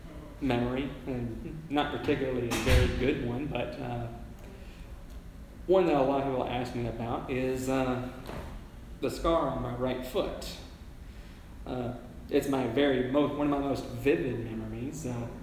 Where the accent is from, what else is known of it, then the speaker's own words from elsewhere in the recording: Haleyville, Alabama, United States; moved away as an adult; now in New York City, United States; And then up in the main town of Haleville, which is my hometown, was my maternal grandparents.